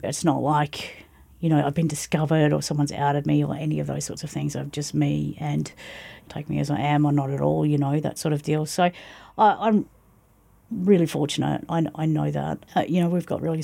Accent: Mornington Peninsula, Victoria, Australia; now in Hepburn Shire, Australia; Down on the Mornington Peninsula

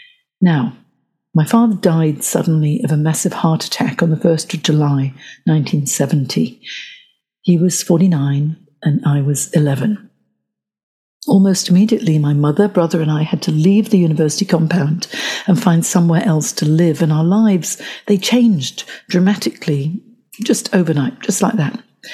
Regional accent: Johor Bahru, Johor, Malaysia; also born or lived in Hong Kong; So my father's work as a Malayan civil servant and academic meant that I grew up in Johor Bahru in Hong Kong

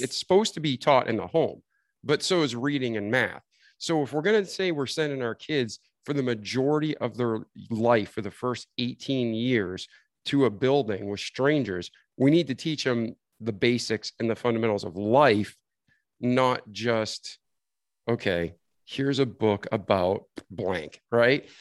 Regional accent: New England, United States; I grew up in New England.

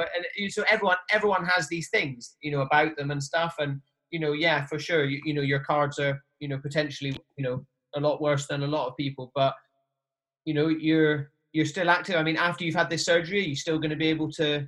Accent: Highlands of Scotland, United Kingdom; I grew up in the Highlands of Scotland. I'm from Scotland

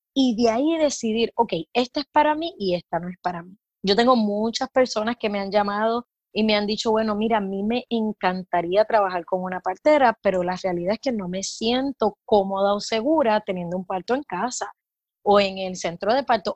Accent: Puerto Rico; also born or lived in California / Florida / Mexico; now in Tampa, United States; soy de Puerto Rico

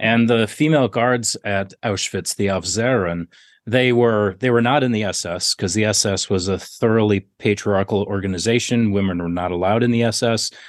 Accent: Minnesota, United States; now in South Dakota, United States; my home state of Minnesota

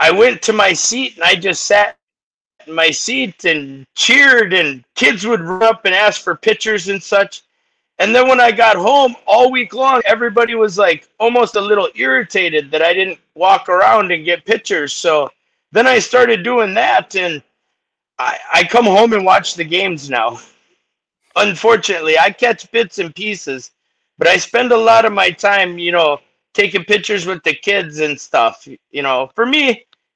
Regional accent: Arizona, United States; born or raised there

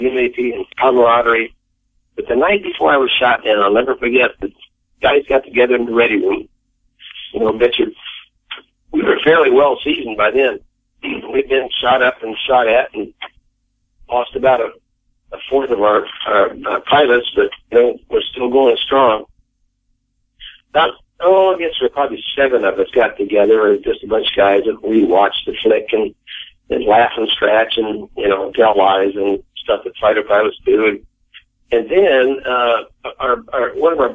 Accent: Lecompton, Kansas, United States; moved away as an adult; I was an AC from Kansas

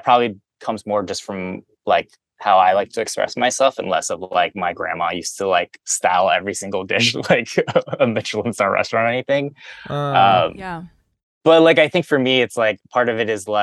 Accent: Cincinnati, Ohio, United States; I grew up in Cincinnati, Ohio

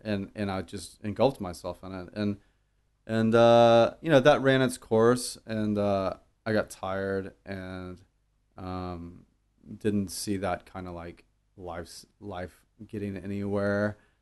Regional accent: Dallas, Texas, United States; I grew up in Dallas

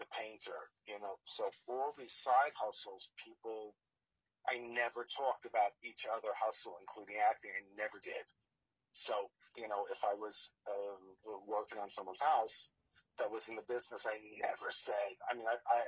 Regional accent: New Jersey, United States; moved away; growing up in Jersey

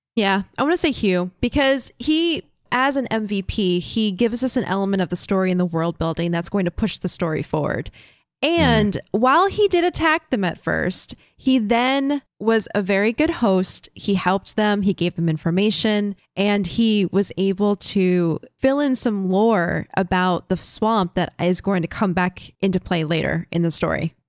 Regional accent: Florida, United States; Having grown up in Florida

